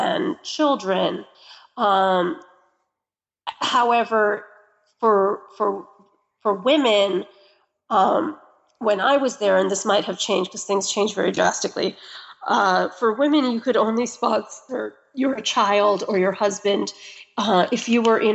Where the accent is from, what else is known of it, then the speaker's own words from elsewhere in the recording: United States; I'm American.